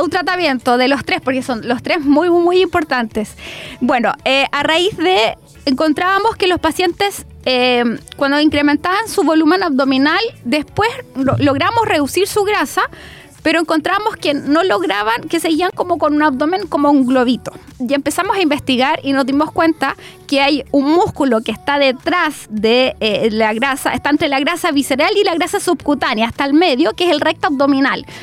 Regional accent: Chile; Y un poco cruzar como somos acá los latinos, como eh, cómo somos en Chile

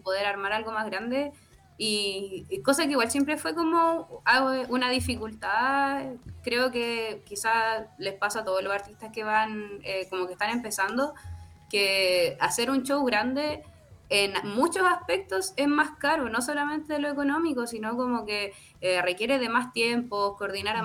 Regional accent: Penco, Biobío, Chile; soy de Penco

